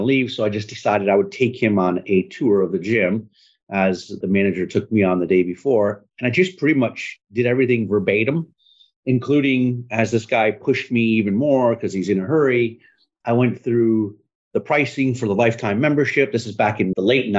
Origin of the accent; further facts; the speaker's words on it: northern Michigan, United States; moved away as an adult; also born or lived in Jacksonville, Florida; now in Tampa, United States; I was actually going to move back to Michigan